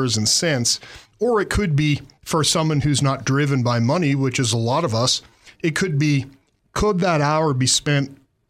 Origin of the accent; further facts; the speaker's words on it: Massachusetts, United States; now in Montana, United States; I grew up in Massachusetts